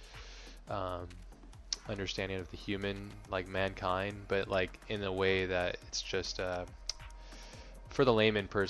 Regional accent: Kailua-Kona, Hawaii, United States; I grew up in Kailua, Kona

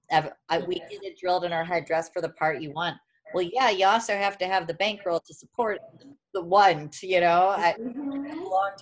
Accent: Warrenton, Missouri, United States; now in La Jolla, United States; I'm not from St. Louis. I'm from Warren. Originally

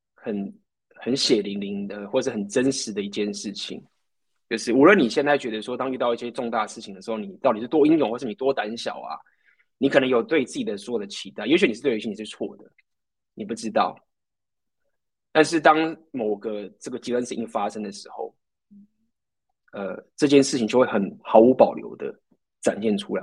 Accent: Taiwan; moved away as an adult; also born or lived in Ukraine; 那台湾人，我就是台湾人

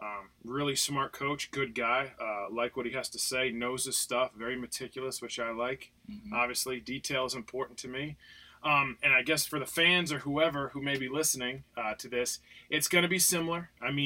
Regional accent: New Jersey, United States; moved away as an adult; also born or lived in Charlottesville, Virginia; Born and raised in Jersey.

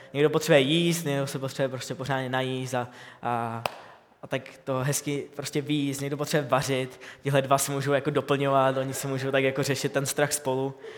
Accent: Bohemia, Czechia; u nás v Čechách

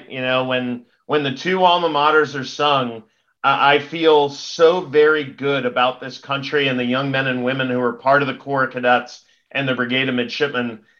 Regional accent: West Point, New York, United States; born there; I was originally a member of the class of '95 at West Point. Unfortunately, I I was removed from West Point uh, before we got to the Army Navy game, but I still know the the words to the Army uh, alma mater by heart. I was born there.

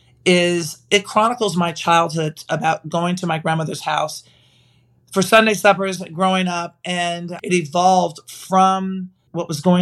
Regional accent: Nashville, Tennessee, United States; I'm from Nashville

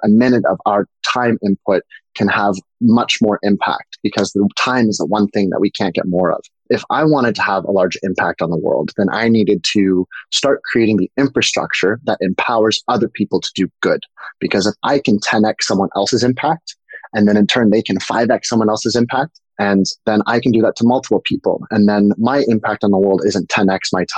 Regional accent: New York, United States; also born or lived in Canada; I grew up in New York. I'm originally Canadian, but we grew up in New York

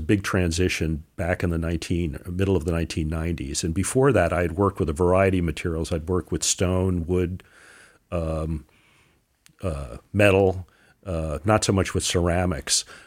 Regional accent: Newark, New Jersey, United States; moved away; also born or lived in Connecticut; I was born in Newark

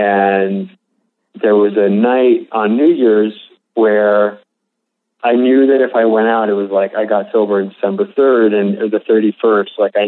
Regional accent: West Hollywood, California, United States; I grew up in a pretty affluent area. Mm-hmm.

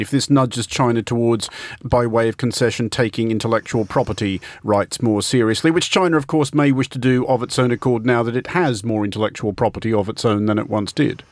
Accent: Australia; I'm Australian

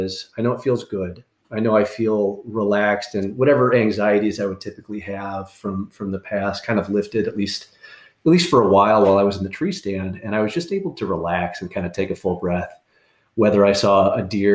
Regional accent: Iowa, United States; moved away as an adult; also born or lived in Michigan / Florida / North Carolina / Washington, D.C.; now in Arizona, United States; I can come back home to Iowa and hunt pheasant and quail around my hometown

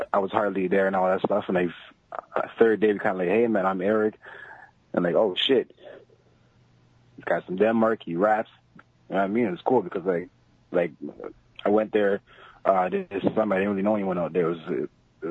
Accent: Toronto, Ontario, Canada; I'm from Toronto

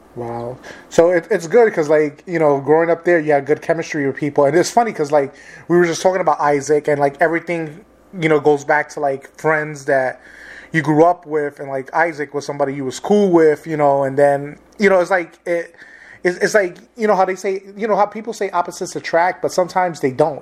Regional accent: New York City, New York, United States; I grew up in New York City

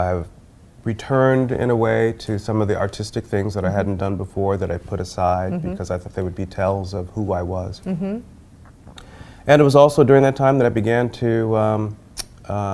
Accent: Chicago, Illinois, United States; I grew up in Chicago.

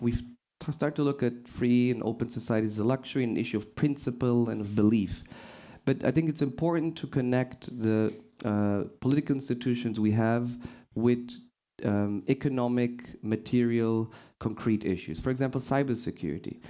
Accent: Portugal; moved away; I'm originally from Portugal

